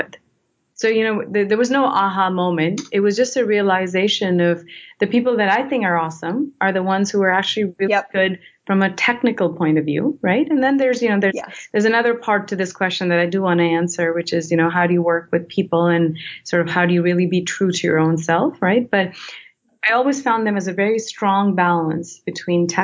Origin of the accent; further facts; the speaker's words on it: India; moved away; I come from India and, you know, culturally authority is what you look up to.